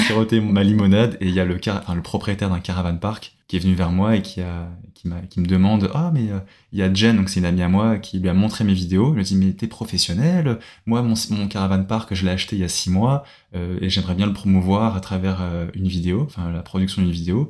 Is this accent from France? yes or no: yes; France; accent: French; moved away as an adult; now in Australia; j'ai un accent français qui est beaucoup moins intense que d'autres accents, enfin que d'autres français.